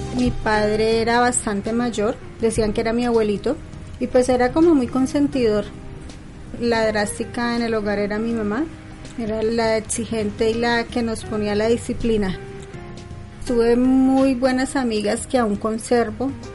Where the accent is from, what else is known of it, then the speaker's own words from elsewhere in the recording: El Espinal, Tolima, Colombia; also born or lived in Ibagué; Yo nací en Ibagué, pero pues desde muy pequeña mis padres se fueron a vivir al Espinal, que es muy cerca de Ibagué, y pues me considero más espinaluna que ibaguereña. Ahí transcurrió pues toda mi niñez en el Espinal y la adolescencia